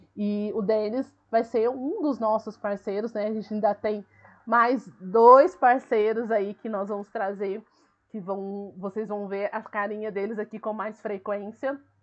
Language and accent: Portuguese; Minas Gerais, Brazil; Eu sou mineira, eu sou do interior, eu falo ai, eu falo porta, eu falo volta, entendeu? Uai, então, assim, eu falo ai, eu falo trem